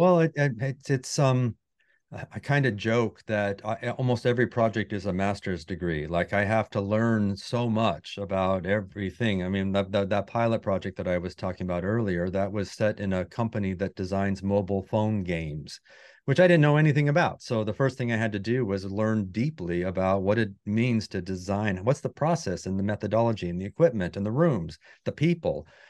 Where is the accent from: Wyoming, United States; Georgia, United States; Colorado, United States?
Wyoming, United States; moved away as an adult; I grew up in Wyoming